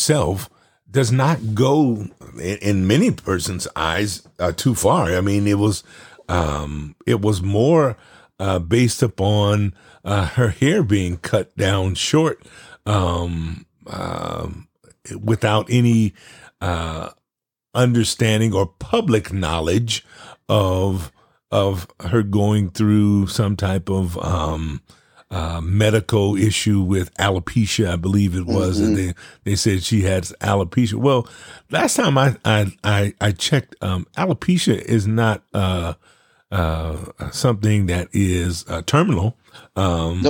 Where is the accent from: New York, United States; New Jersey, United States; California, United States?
California, United States; Los Angeles; moved away; I was born and raised in South Central Los Angeles